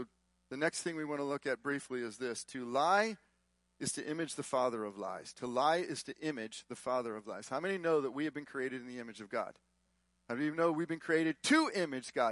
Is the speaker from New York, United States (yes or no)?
no; Texas, United States; We're from Texas